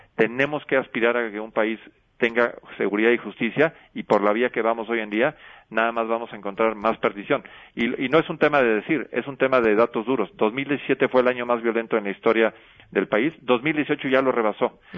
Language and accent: Spanish; Guanajuato, Mexico; Yo soy oriundo de Guanajuato